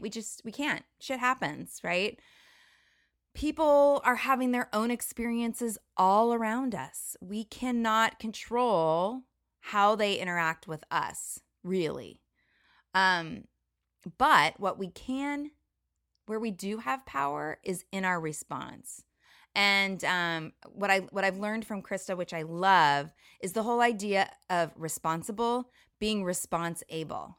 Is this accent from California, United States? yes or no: yes; Orange County, California, United States; moved away as an adult; also born or lived in Costa Rica; now in Washington State, United States; I grew up in Orange County, California, in kind of the bubble of Orange County